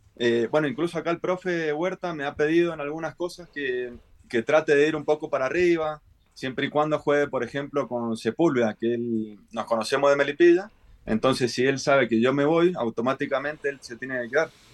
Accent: Mendoza, Argentina; moved away as an adult; now in Chile; yo soy de Mendoza, Argentina, y hice inferiores, bueno, en varios equipos de ahí.

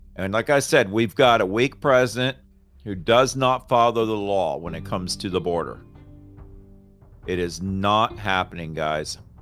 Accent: Florida, United States; now in Raleigh, United States; I grew up in Florida

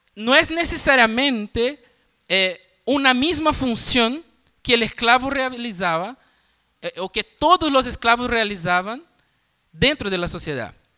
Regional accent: Northeast Region, Brazil; Spanish is a second language; moved away; me voy para Brasil, para el noreste, volver a mi tierra

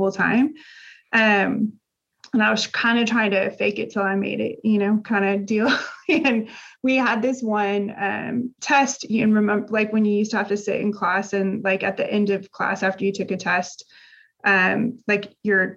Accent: Indiana, United States; moved away as an adult; now in Texas, United States; I grew up in Indiana. So we've lived in Texas

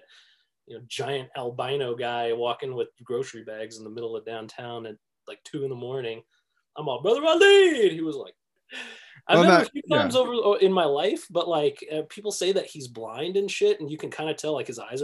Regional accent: Minneapolis, Minnesota, United States; I grew up in the Twin Cities a lot. In my whole life, like, I had never really gone further than like South Dakota, North Dakota, Minnesota, Wisconsin

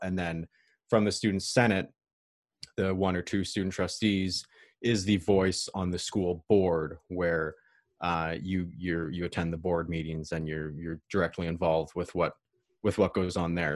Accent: about three hours north of Toronto, Ontario, Canada; I'm not from Toronto, I'm from about three hours north of Toronto

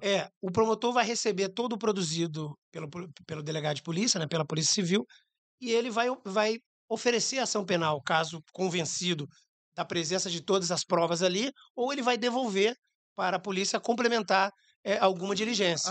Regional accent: Jaú, São Paulo, Brazil; moved away as an adult; also born or lived in Cascavel, Paraná; now in Rio de Janeiro, Brazil; Cascavel é meu nascimento. Mas é, a família migra para o interior de São Paulo, a cidade de Jaú, próximo a Bauru, onde fiz faculdade de Direito

